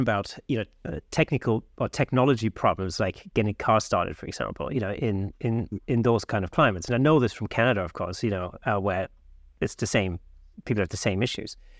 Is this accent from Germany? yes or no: yes; Southern Germany, Germany; now in United Kingdom; I grew up in South Germany